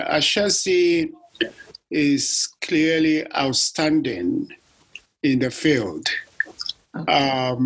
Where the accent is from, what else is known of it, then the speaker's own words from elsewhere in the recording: Ghana; moved away; I'm originally from Ghana